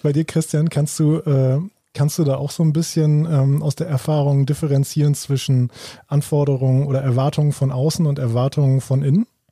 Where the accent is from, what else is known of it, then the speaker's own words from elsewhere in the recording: Germany; bei uns in Deutschland